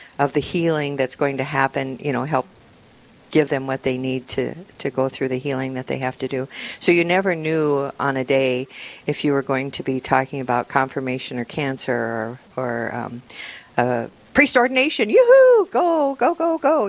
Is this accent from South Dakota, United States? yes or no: yes; Parker, South Dakota, United States; also born or lived in Rapid City, South Dakota; now in Sioux Falls, United States; I grew up in Parker. I went to high school in Parker